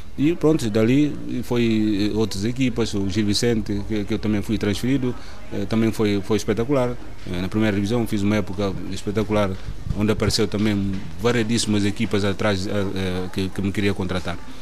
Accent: Mansoa, Oio, Guinea-Bissau; moved away as an adult; also born or lived in Bissau / Qatar; now in Portugal; sou guinense, nasci na cidade de Mansoa, na eh, Guiné-Bissau.

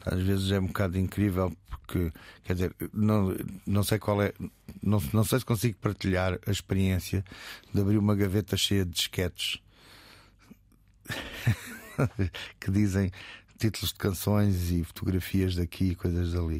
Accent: Almada, Setúbal, Portugal; also born or lived in Alentejo; que era um, um, um puto da Almada

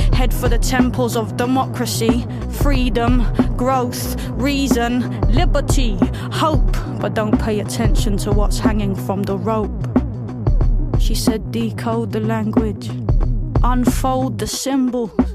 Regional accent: London, United Kingdom; growing up in southeast London, where I grew up in Lewisham

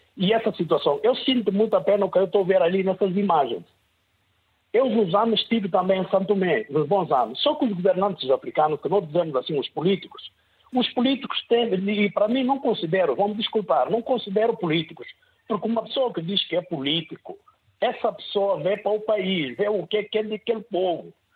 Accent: Guinea-Bissau; aqui na minha terra, na Guiné-Bissau

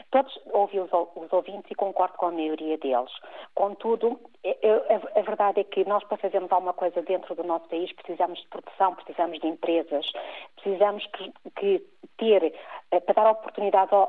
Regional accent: Portugal; nós somos portugueses e é aqui no nosso Portugal, no nosso retângulo e nas ilhas

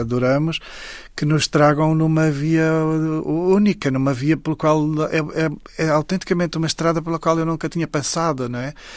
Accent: Saurimo, Lunda Sul, Angola; moved away; Saurim, que é exatamente a terra onde eu nasci

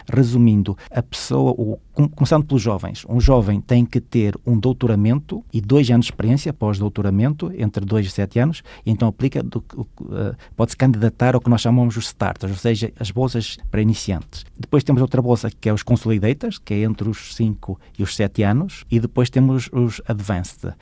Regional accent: Arcos de Valdevez, Norte, Portugal; also born or lived in Paris, France; now in Brussels, Belgium; eu sou de Arcos Valdez

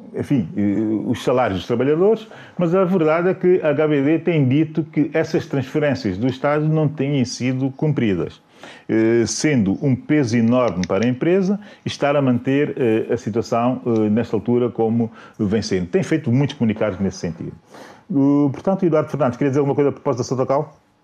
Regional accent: São Tomé & Príncipe; a minha terra

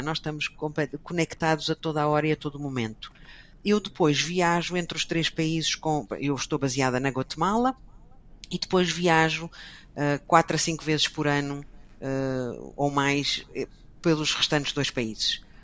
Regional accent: Portugal; moved away as an adult; also born or lived in Brussels; Eu não saí de Portugal

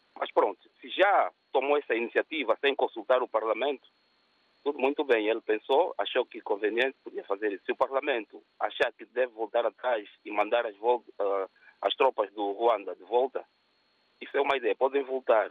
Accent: Angola; eu sou angolano

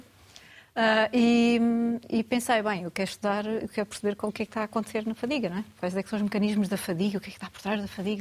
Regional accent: Algarve, Portugal; moved away as an adult; also born or lived in Lisbon; now in Porto, Portugal; Eu sou algarvia, originalmente, mas como muitos outros, né? acabei por, durante, na altura quando fui para a universidade, fui para Lisboa e acabei por ficar lá

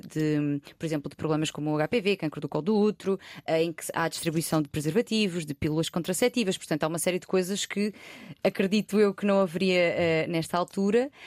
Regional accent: Loulé, Algarve, Portugal; eu sou de uma, de uma, cidade pequena, não sou de Lisboa

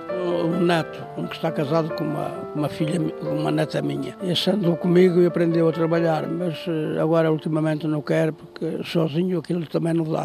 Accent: Mangualde, Viseu, Portugal; Eu sou natural de Mangualde

